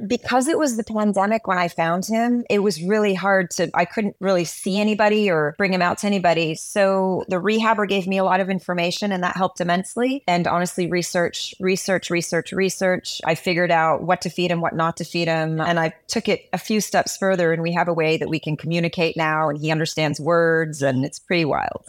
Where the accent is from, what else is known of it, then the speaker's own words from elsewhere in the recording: Montreal, Quebec, Canada; I'm from Montreal, Canada. I'm half Guyanese. South American